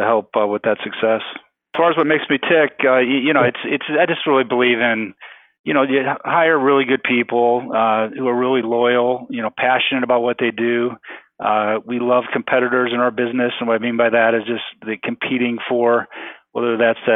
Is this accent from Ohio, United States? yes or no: no; Illinois, United States; moved away as an adult; also born or lived in Iowa; I grew up in Illinois